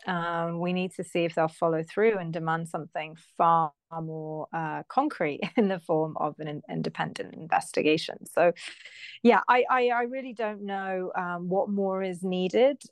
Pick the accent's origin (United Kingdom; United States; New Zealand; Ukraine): United Kingdom; I'm British